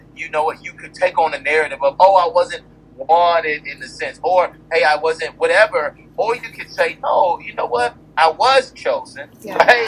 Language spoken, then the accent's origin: English; Atlanta, Georgia, United States; I grew up on Auburn Avenue, um, which is kind of the birthplace of civil rights here right in, in the United States.